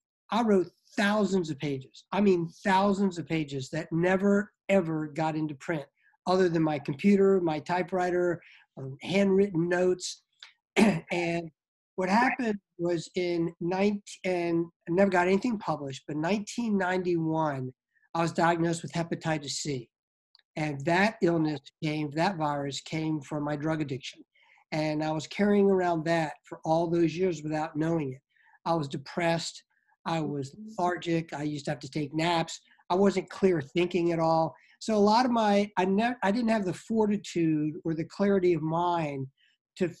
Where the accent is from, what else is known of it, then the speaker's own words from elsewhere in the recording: Norfolk, Virginia, United States; I was raised in Norfolk, Virginia